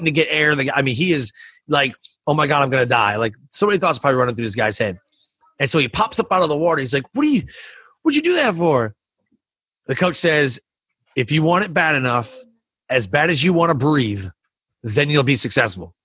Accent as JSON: {"language": "English", "town": "Detroit", "region": "Michigan", "country": "United States", "said": "We're both from Detroit"}